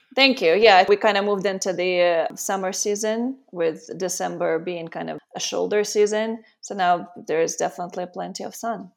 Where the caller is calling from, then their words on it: Costa Rica; I'm calling from Costa Rica, and I've been here for the last two years.